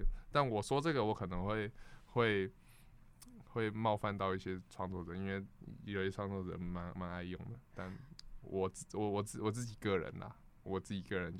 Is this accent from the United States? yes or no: yes; United States; Chinese is a second language; I'm from America. OK